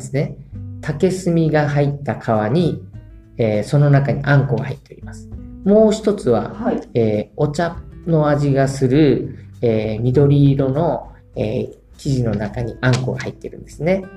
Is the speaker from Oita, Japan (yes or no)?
no; Kotake, Fukuoka, Japan; 小竹町生まれで、えー、そして小竹町出身でございます。